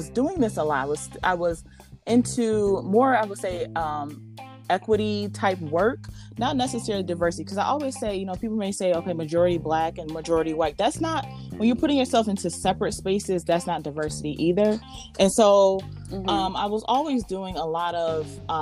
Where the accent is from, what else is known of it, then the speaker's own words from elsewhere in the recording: Buffalo, New York, United States; born and raised in Buffalo